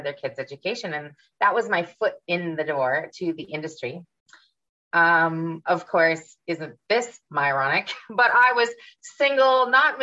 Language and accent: English; Ottawa, Ontario, Canada; moved away as an adult; also born or lived in Vancouver, Canada; now in Florida, United States; I grew up in Ottawa, which is the nation's capital